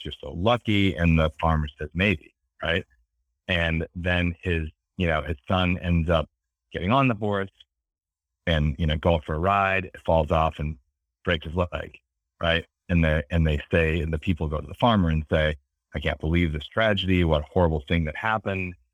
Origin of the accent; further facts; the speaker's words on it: Beverly, Massachusetts, United States; I grew up in, in, uh, Beverly, Massachusetts, um, which is kinda near, you know, near Boston on the water